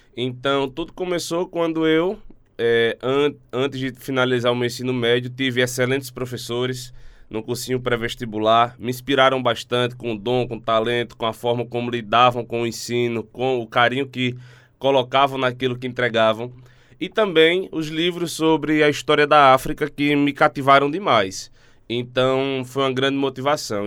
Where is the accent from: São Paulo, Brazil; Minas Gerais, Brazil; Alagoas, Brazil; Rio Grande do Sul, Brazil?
Alagoas, Brazil; Eu sou alagoano, estou aqui de passagem